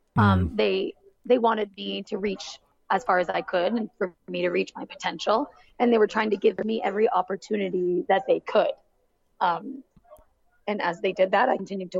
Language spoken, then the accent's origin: English; Barrie, Ontario, Canada; my hometown in Barrie, Ontario